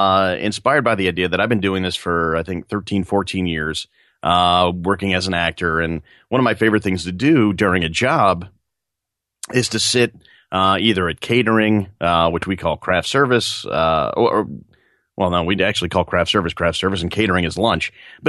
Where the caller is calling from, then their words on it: New York, United States; I am just outside New York City right now, sitting in a chair, and there's a lawnmower outside, so it's very bucolic.